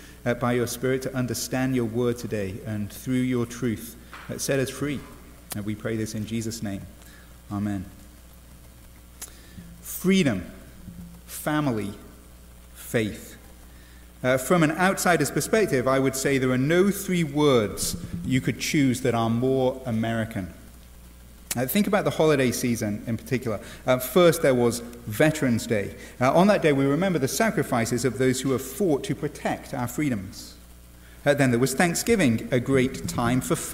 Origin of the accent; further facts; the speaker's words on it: England, United Kingdom; now in United States; as an Englishman